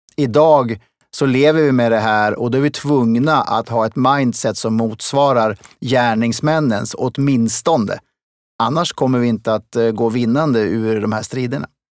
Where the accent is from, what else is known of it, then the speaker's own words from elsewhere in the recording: Smedjebacken, Dalarna County, Sweden; also born or lived in Kungälv; now in Stockholm, Sweden; Jag föddes i Kungälv och flyttade därifrån som en liten bebis. Eh, inte själv, men tillsammans med min familj, upp till Dalarna. Och, eh, där, eh, växte jag upp i Smedjebacken